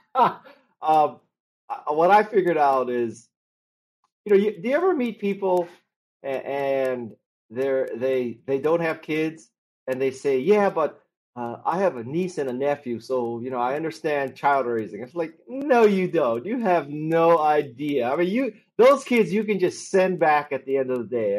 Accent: Honolulu, Hawaii, United States; moved away as an adult; also born or lived in Stanford, California; I'm from Honolulu, and uh, I went to school on the mainland at, at Stanford

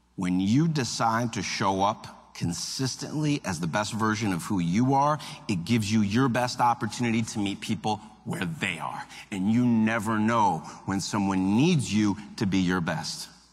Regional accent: Cleveland, Ohio, United States; now in Minneapolis, United States; I, live in Minneapolis, Minnesota, uh, but originally I'm from Cleveland, Ohio. And my mom still lives in Cleveland in the house we grew up

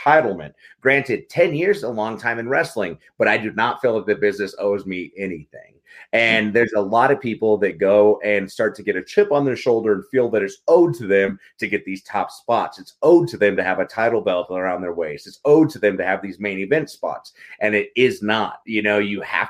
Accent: Carlsbad, New Mexico, United States; I grew up in Carlsbad, New Mexico, a really small town in the Southwest.

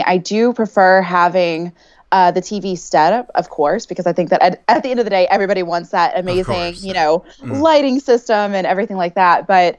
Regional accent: Texas, United States; It's something I haven't used in a long time, but I feel like, okay, I'm from Texas.

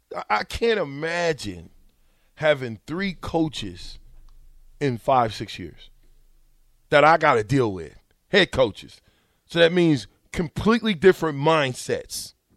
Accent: Omaha, Nebraska, United States; I'm from Omaha

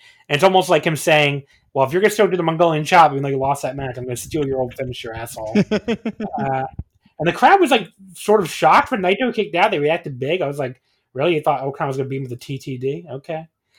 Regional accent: Northeastern United States, United States; I can relate to this because I grew up in the Northeastern United States.

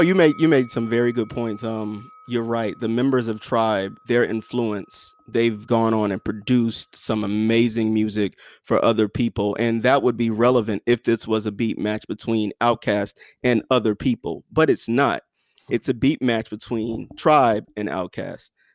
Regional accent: the South, United States; I'm from the South

